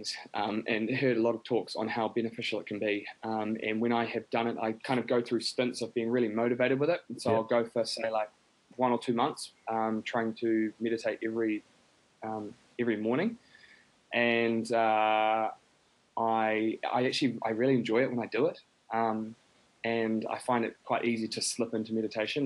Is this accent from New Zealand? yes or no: yes; New Zealand; I grew up in New Zealand.